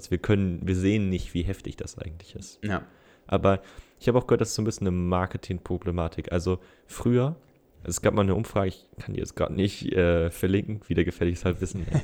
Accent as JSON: {"language": "German", "region": "Northern Germany", "country": "Germany", "said": "so als Norddeutscher"}